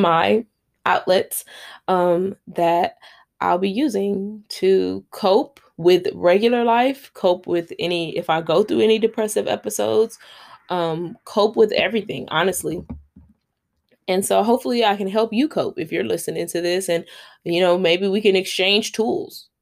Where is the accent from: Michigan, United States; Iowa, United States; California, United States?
California, United States; Los Angeles; now in Long Beach, United States; I am a Los Angeles native. I was born and raised in South Central, grew up there.